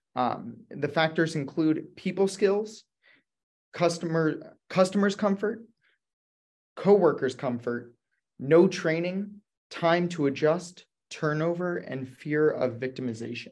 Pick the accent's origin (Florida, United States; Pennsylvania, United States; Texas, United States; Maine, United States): Pennsylvania, United States; Jamison; I come from Jamison, Pennsylvania